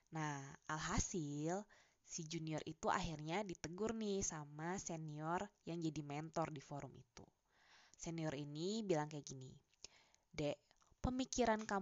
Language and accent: Indonesian; Java, Indonesia; Gua yang sebagai orang Jawa aja, teman-teman diskusinya tuh dari etnis yang berbeda.